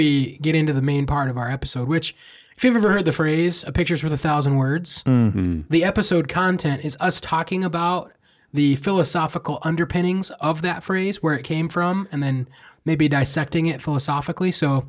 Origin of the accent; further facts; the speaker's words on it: Iowa, United States; I'm from Iowa.